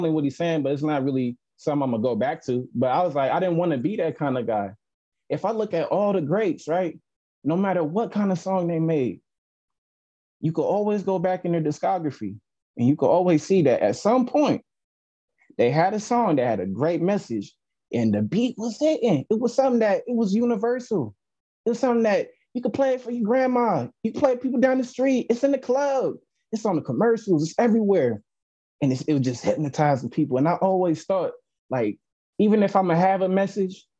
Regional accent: California, United States; growing up being a kid from California

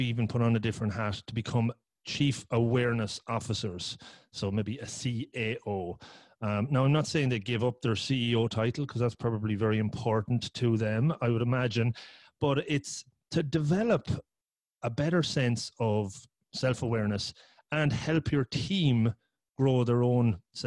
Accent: Ireland; also born or lived in Cork; I'm from Ireland. I live in Cork.

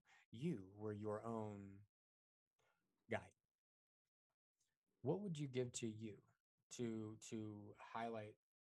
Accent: Colorado, United States; Amen. I'm from Colorado. That was a right answer.

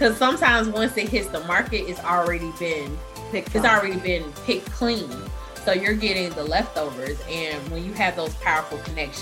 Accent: Atlanta, Georgia, United States; I'm from Atlanta, so it was home territory.

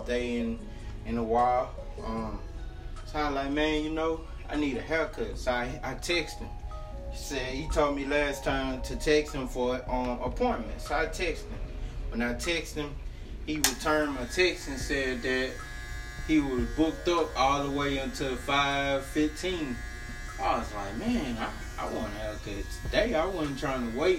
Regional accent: Louisiana, United States; also born or lived in Natchitoches, Louisiana; now in Texas, United States; I'm from Louisiana

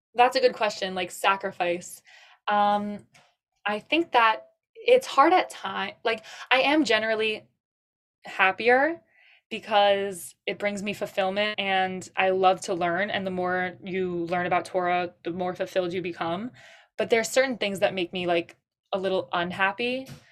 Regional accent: Suffolk County, Long Island, New York, United States; from Suffolk County, Long Island

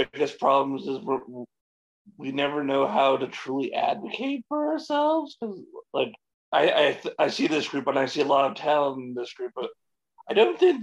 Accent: London, Ontario, Canada; I'm a comic from London, Ontario

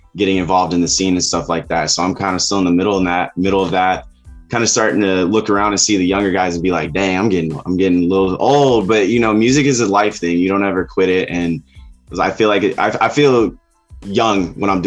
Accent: Elkhart, Indiana, United States; also born or lived in Southern California; now in California, United States; I'm originally from the Midwest. I grew up in a city called Elkhart, Indiana.

